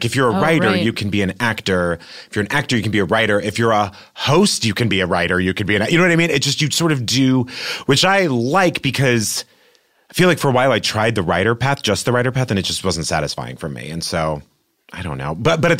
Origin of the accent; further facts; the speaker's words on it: New York, United States; now in Los Angeles, United States; I knew that I always wanted to be here because I came from New York and a bunch of my friends had already come out here